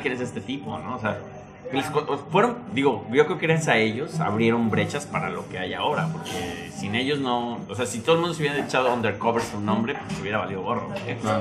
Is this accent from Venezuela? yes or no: no; Mexico; now in New York, United States; yo soy un güey mexicano haciendo música